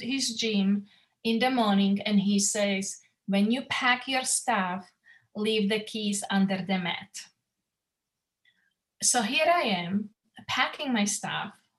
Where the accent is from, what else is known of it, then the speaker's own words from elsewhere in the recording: Slovakia; English is a second language; moved away as an adult; now in United States; I came from Slovakia, and it was communist country, and we grew up as a, we couldn't believe the higher power